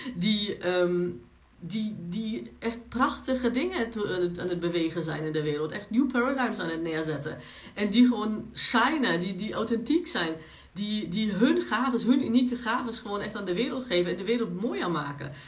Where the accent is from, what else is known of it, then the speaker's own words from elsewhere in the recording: Germany; Dutch is a second language; moved away as an adult; also born or lived in Poland; now in Netherlands; ik ben Pools in Duitsland opgegroeid